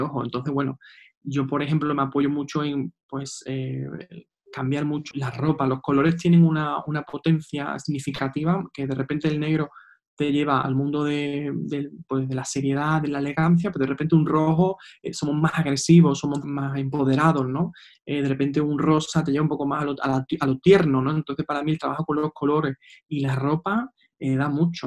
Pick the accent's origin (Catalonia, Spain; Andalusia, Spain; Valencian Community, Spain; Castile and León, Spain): Andalusia, Spain; Seville; soy de Sevilla